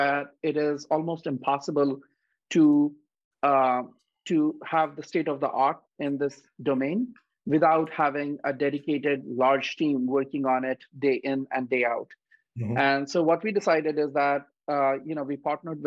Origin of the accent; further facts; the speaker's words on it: India; moved away; I grew up in India